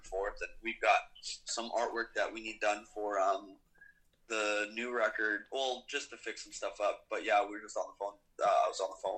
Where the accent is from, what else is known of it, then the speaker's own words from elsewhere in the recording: Toronto, Ontario, Canada; also born or lived in Russia; we're from Toronto